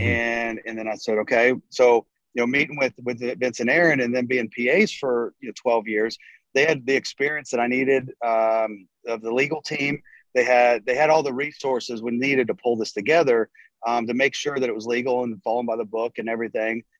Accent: North Carolina, United States; now in Texas, United States; I grew up in North Carolina, moved to Texas uh, about 20 years ago

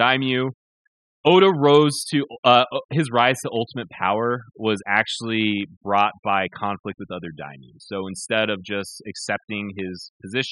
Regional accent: United States; I'm American.

